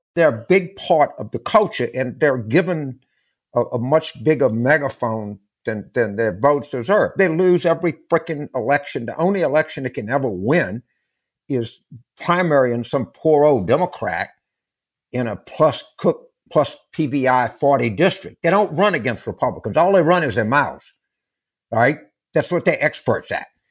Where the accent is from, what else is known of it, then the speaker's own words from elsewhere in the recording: Louisiana, United States; moved away; also born or lived in Pennsylvania; I grew up in Louisiana